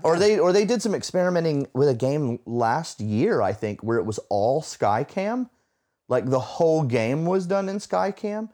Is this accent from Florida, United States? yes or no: yes; Florida, United States; moved away; I grew up in Florida, which is true, 'cause we don't have seasons